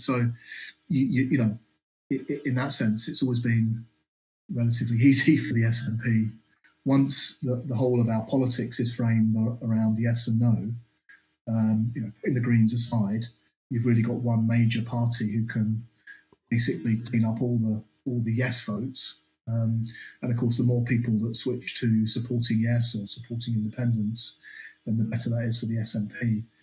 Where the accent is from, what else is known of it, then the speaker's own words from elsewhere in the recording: London, United Kingdom; moved away as an adult; now in Scotland, United Kingdom; I arrived as a more fresh-faced Londoner. Still got still got my accent, of course